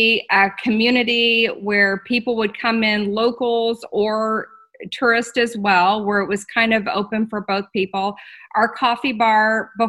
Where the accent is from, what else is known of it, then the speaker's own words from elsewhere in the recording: Houston, Texas, United States; also born or lived in Katy, Texas / Austin, Texas; now in Smithville, United States; I was born and raised in Texas. I grew up in Houston